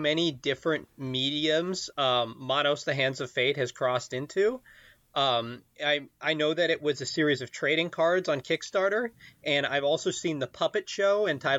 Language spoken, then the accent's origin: English; Orcas Island, Washington, United States; I grew up on Orcas Island.